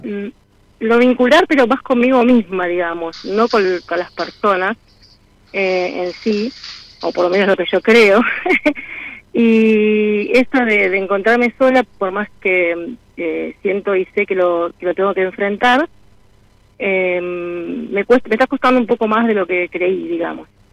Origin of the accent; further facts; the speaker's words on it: Buenos Aires, Argentina; moved away as an adult; now in Cipolletti, Argentina; yo soy porteña, pero vivo hace más de 12 años en Cipolletti, Río Negro